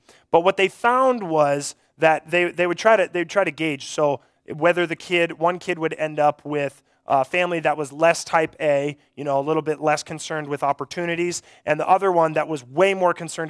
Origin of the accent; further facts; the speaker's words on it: Mobridge, South Dakota, United States; I grew up in Mobridge, and I feel like I was kind of on the very beginning stages of these Y teams